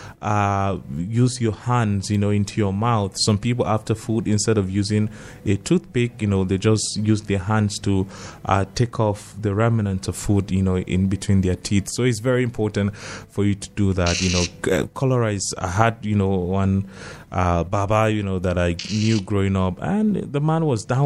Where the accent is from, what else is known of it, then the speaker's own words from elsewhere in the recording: North, Northern Nigeria, Nigeria; growing up in North, you know, the churches that we grew up attending